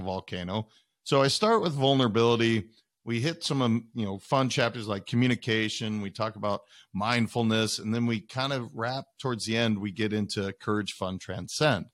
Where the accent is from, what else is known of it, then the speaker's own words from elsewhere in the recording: Montana, United States; also born or lived in Wisconsin / Idaho; I had lived in Montana the majority of my life. I'd lived in Idaho and, and I was born in Wisconsin, but the majority of my life was in Montana